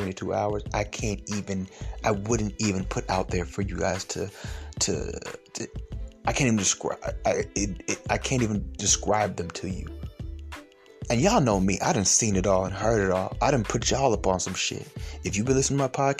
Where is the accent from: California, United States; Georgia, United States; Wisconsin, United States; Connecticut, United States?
Georgia, United States; Stone Mountain; I grew up in Stone Mountain in elementary school